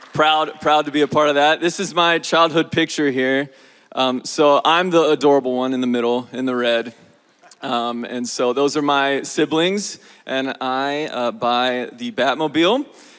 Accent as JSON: {"language": "English", "town": "Parma", "region": "Ohio", "country": "United States", "moved": "as an adult", "said": "I am originally from Parma, Ohio, up near Cleveland. And so last 7 years, though, I've been in Southeast Ohio at South Hills Christian Camp."}